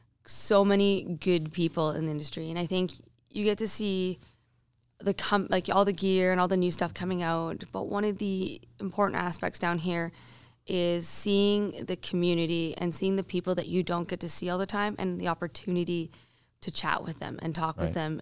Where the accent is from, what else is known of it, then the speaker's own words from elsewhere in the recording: Alberta, Canada; also born or lived in British Columbia; I was born in BC and I was raised in Alberta. So what I do say to people is like, Alberta is my home. BC is my backyard.